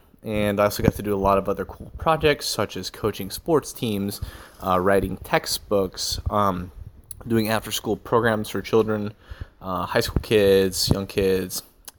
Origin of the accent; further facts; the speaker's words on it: Texas, United States; born there; also born or lived in Colorado / Kansas / Costa Rica / Illinois; I was born in Texas. I've lived in Colorado, Kansas, Spain for 3 months.